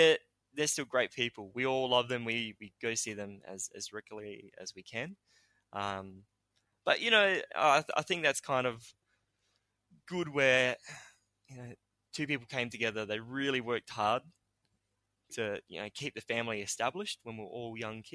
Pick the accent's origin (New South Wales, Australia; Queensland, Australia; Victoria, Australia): New South Wales, Australia; I was born in New South Wales